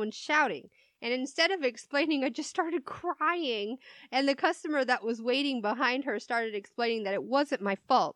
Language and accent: English; United States; We're American